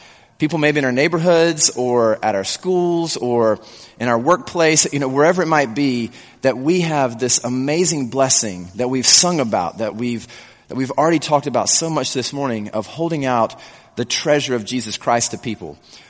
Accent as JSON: {"language": "English", "region": "South Carolina", "country": "United States", "tie": "born or raised there", "said": "I grew up in South Carolina. And so I talked to a few people, and I think the accent that I used to have has gone away somewhat."}